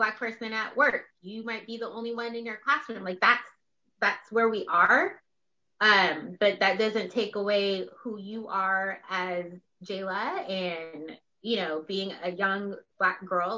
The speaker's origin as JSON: {"language": "English", "town": "West Linn", "region": "Oregon", "country": "United States", "tie": "born or raised there", "said": "growing up in West Lynn."}